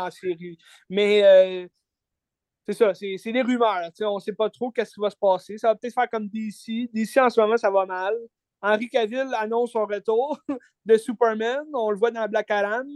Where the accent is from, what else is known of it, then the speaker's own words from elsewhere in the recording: Quebec, Canada; en tant que Québécois